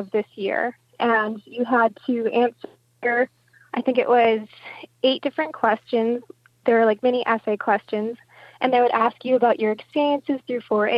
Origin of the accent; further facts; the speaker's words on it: Upper Peninsula, Michigan, United States; we're from the Upper Peninsula, which is a really rural region